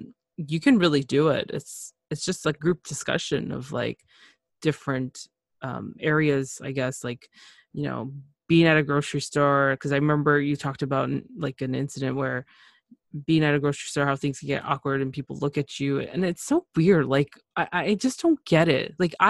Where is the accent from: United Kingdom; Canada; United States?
Canada; also born or lived in Nicaragua (parents); I'm from Nicaragua, Central America. Well, my parents are. I was born in Canada. But, you know, it's a huge mixture.